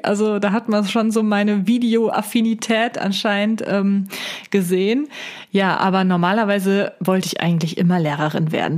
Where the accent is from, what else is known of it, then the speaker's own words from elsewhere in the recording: Siegen, North Rhine-Westphalia, Germany; also born or lived in Wuppertal; bin ich zuerst in die Uni Siegen gegangen und ähm, weil die halt äh, in meiner Heimat ist.